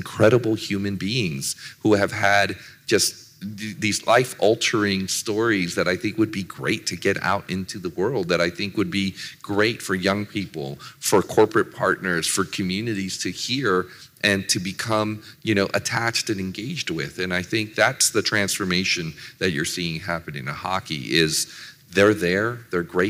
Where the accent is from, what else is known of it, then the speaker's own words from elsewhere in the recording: San Jose, California, United States; moved away as an adult; now in Arizona, United States; I grew up in San Jose.